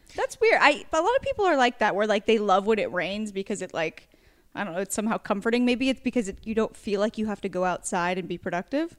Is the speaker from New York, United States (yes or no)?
no; Warrenton, Oregon, United States; moved away; went to high school, Warrenton, Oregon